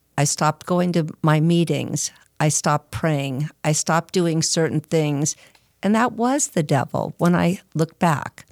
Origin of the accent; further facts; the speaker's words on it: Arcadia, California, United States; I'm from, uh, Arcadia, California, Southern Cal.